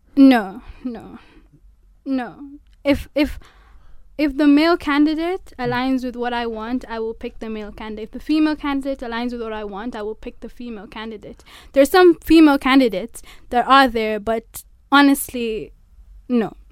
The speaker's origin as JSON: {"language": "English", "town": "Mombasa", "region": "Mombasa County", "country": "Kenya", "moved": "as an adult", "lives_now": "Nairobi, Kenya", "said": "I'm from Mombasa."}